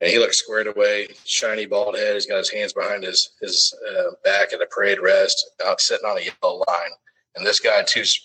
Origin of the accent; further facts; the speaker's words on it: Arlington, Texas, United States; I'm from Arlington, Texas. I was adopted when I was a young baby, but I grew up in Arlington, Texas.